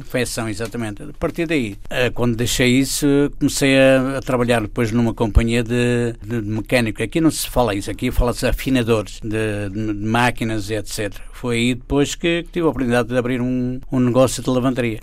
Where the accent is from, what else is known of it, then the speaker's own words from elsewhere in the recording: Torres Vedras, Lisbon, Portugal; moved away as an adult; now in Philadelphia, United States; Torres Vedras foi onde eu nasci, claro, tenho sempre no coração aquela terra.